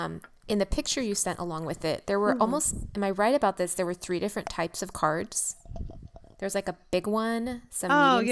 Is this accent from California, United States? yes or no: yes; California, United States; also born or lived in San Francisco / Los Angeles; I'm from California. I'm from San Francisco and LA.